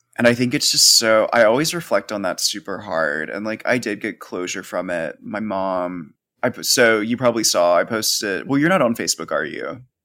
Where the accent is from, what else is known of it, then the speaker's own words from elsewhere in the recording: the South, United States; growing up in the South.